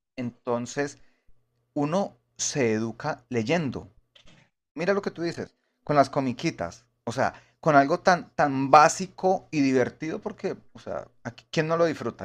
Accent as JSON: {"language": "Spanish", "region": "Bogotá", "country": "Colombia", "tie": "born or raised there", "said": "yo soy de Bogotá"}